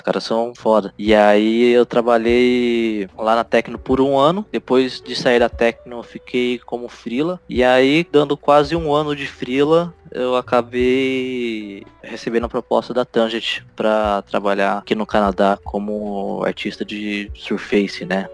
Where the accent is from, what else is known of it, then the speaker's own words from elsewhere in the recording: Ribeirão Preto, São Paulo, Brazil; lá na minha cidade natal, é, interior de São Paulo, é, Ribeirão Preto